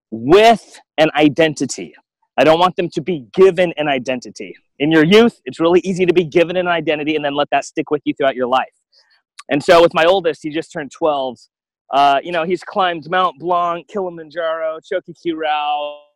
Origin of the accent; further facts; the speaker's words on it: Guam; also born or lived in Alaska, United States; And I look at myself growing up in Guam and then Alaska.